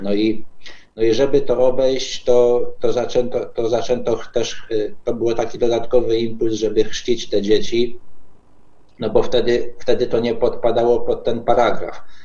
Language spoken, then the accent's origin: Polish; Podkarpacie, Subcarpathian Voivodeship, Poland; ja jestem z Podkarpacia, czyli z tego można powiedzieć bastionu katolickiego